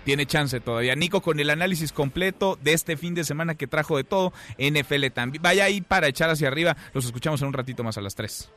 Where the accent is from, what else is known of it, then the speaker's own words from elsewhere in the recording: Mexico; nos distingue como mexicanos